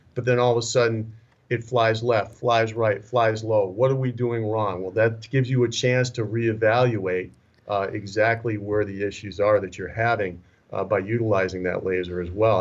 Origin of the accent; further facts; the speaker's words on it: Minnesota, United States; moved away; also born or lived in Las Vegas, Nevada; born and raised in Minnesota originally.